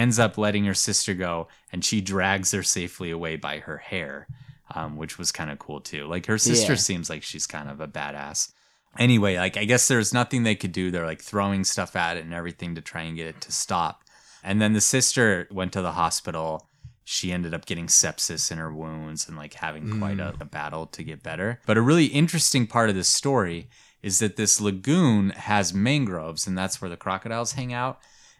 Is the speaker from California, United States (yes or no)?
no; Florida, United States; Because I'm like, I'm from Florida, I know what I'm doing.